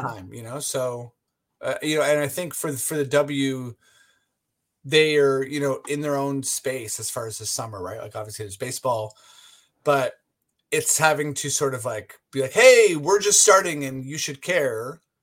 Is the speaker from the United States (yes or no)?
no; Canada; now in Toronto, Canada; we're Canadian